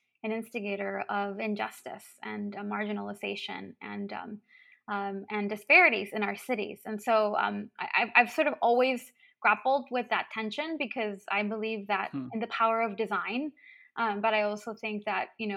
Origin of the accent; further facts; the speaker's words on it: Brownsville, Texas, United States; moved away as an adult; now in Madison, United States; I grew up in Brownsville